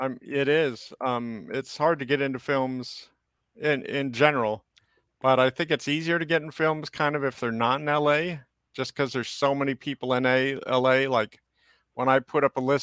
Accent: San Francisco, California, United States; I'm originally from San Francisco.

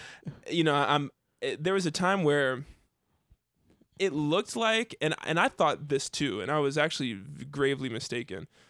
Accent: Dayton, Ohio, United States; I grew up in Dayton

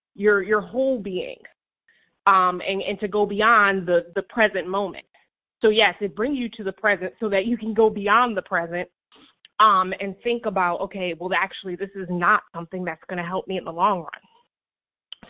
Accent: New Haven, Connecticut, United States; I'm from New Haven

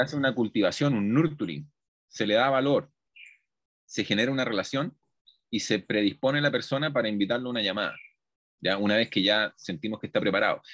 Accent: Chile; moved away as an adult; now in Colombia; yo soy chileno, y he vivido toda mi vida en Chile, pero hace aproximadamente ya un año me vine a ir a Colombia

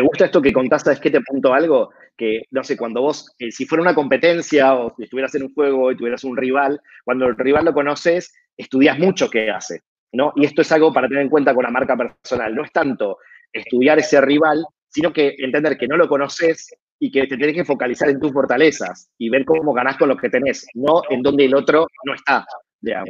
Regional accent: Argentina; como argentino que soy

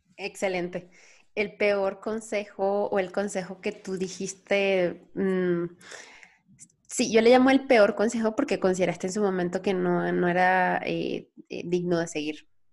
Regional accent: Venezuela; moved away as an adult; now in Mexico; soy venezolana, tengo tres años aquí. Yo, yo me, salí de Venezuela

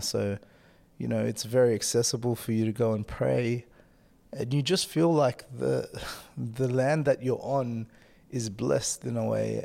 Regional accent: Australia; moved away as an adult; now in Denmark; having lived in Denmark the last three years and then being an Australian citizen

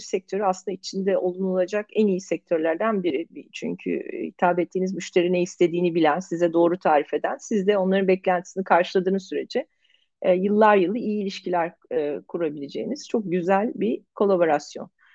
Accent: Turkey; biz Türkler olarak

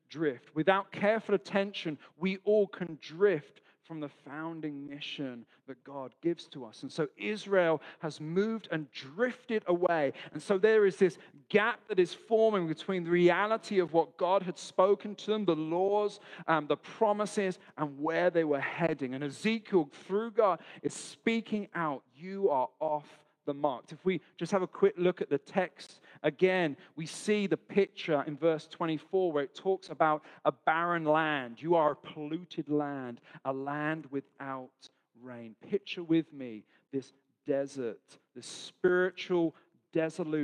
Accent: London, United Kingdom; now in Australia; So I'm from London, not from Australia.

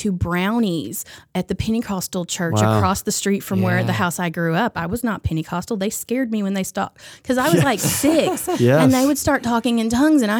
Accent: Missouri, United States; I mean, I'm from Southeast Missouri.

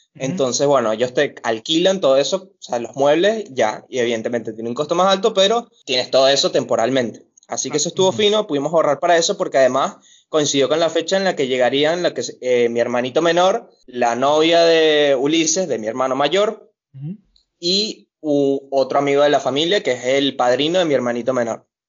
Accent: Venezuela; moved away as an adult; now in Buenos Aires, Argentina; Nos salimos de Venezuela juntos, pero en Brasil, en Manaus, nos separamos

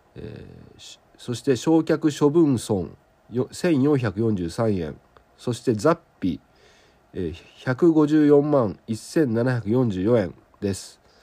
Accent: southern Okayama Prefecture, Japan; 岡山県南部で僕の地元

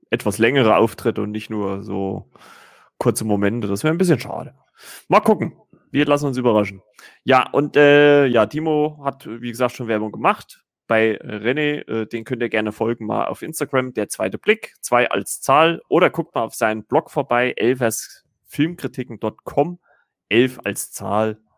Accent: Saxony, Germany; now in Thuringia, Germany; obwohl ich eigentlich gebürtiger Sachse bin

